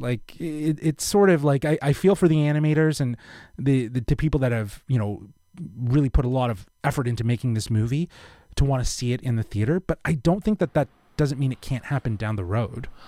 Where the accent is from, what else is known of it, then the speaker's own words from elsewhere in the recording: Toronto, Ontario, Canada; we're from Toronto